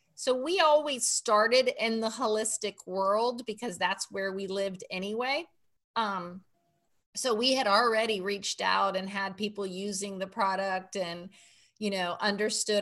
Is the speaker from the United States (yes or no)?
yes; Miami, Florida, United States; I grew up in Miami, Florida, and we lived on about an acre of land on a canal